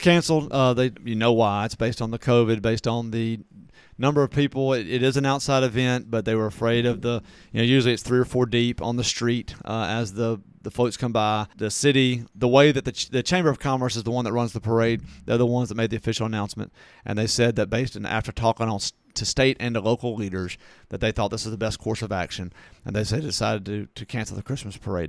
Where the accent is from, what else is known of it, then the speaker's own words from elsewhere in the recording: Natchez, Mississippi, United States; moved away; my hometown of Natchez